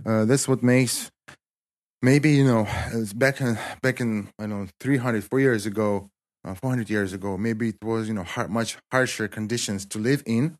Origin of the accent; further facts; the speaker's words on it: Kislovodsk, Stavropol Krai, Russia; English is a second language; also born or lived in Spartanburg, South Carolina, United States; most of my life, I stayed in, uh, my hometown.